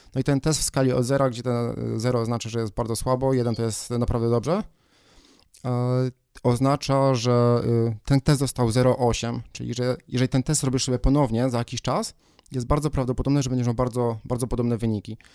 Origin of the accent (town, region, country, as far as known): Poland